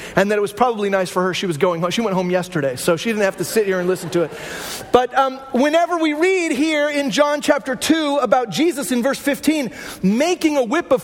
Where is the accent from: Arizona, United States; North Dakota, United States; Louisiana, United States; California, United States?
Arizona, United States; Glendale; I grew up in Glendale, Arizona